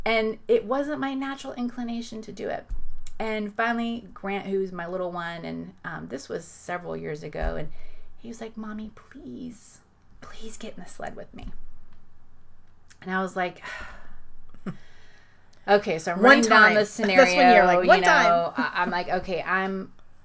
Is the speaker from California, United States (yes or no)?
no; Florida, United States; I'm from Florida. I'm not used to snow